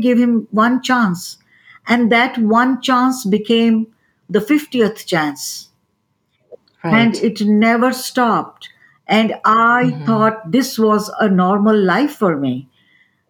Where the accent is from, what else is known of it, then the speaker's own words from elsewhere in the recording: New Delhi, Delhi, India; moved away as an adult; now in United States; I am born and brought up in New Delhi, India, which is the capital of India